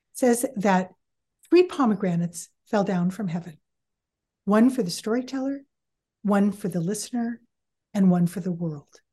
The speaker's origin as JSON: {"language": "English", "town": "San Bruno", "region": "California", "country": "United States", "tie": "born or raised there", "moved": "yes", "lives_now": "Fresno, United States", "said": "I grew up in San Bruno"}